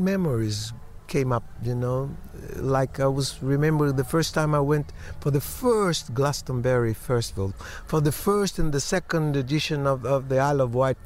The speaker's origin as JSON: {"language": "English", "region": "Bahia", "country": "Brazil", "tie": "born or raised there", "said": "in Bahia also, in my hometown"}